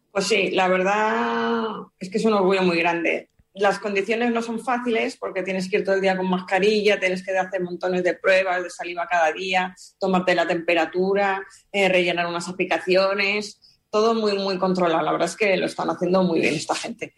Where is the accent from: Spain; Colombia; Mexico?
Spain